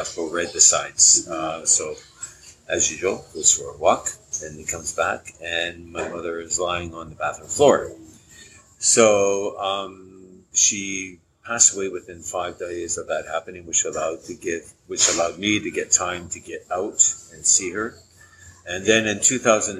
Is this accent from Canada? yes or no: yes; Port Coquitlam, British Columbia, Canada; moved away as an adult; also born or lived in Okanagan Valley, British Columbia; now in Edinburgh, United Kingdom; I'm originally from just outside of Vancouver, BC. I grew up in a small town called Port Coquitlam